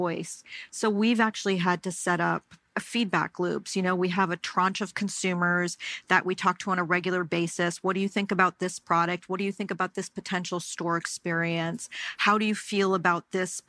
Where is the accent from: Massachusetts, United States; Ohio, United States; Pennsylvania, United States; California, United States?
Massachusetts, United States; the Berkshires; growing up in the Berkshires, it was a really wonderful experience